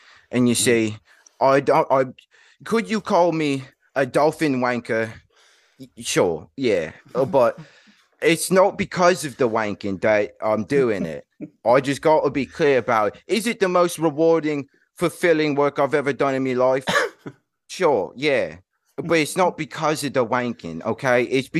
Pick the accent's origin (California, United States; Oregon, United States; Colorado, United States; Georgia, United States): Oregon, United States; Portland; So, I'm actually from Portland, Oregon.